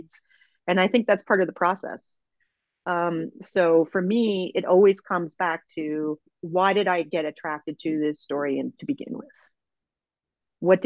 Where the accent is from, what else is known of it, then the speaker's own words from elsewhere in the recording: Edmonton, Alberta, Canada; also born or lived in Sherwood Park; I grew up in Edmonton